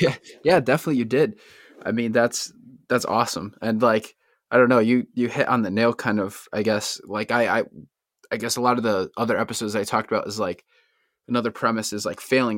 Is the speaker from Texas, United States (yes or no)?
no; Bristol, Connecticut, United States; one thing about Connecticut, I'm born and raised, it's, like, we have so many different, like, subcultures. Like, every town is so different. I'm from Bristol